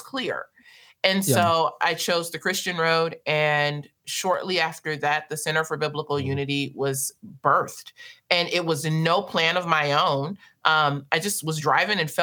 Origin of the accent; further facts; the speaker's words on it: Los Angeles, California, United States; moved away as an adult; also born or lived in South Africa; I was born and raised in South Central Los Angeles